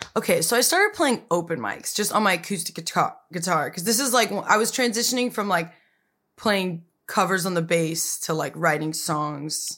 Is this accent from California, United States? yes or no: yes; Pasadena, California, United States; moved away as an adult; also born or lived in New York / Glendale; I grew up in Pasadena